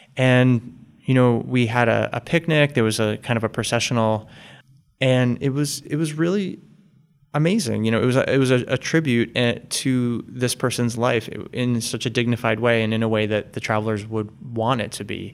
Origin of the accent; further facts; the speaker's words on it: West Caldwell, New Jersey, United States; now in Boston, United States; I grew up right outside of New York City in the suburbs of New Jersey